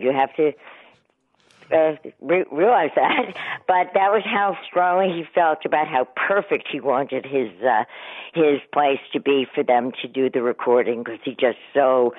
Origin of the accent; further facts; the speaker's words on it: New York City, New York, United States; I grew up in Manhattan